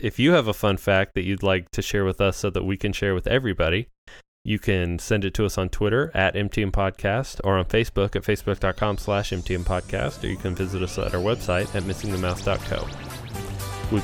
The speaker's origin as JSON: {"language": "English", "country": "United States", "said": "as an American person."}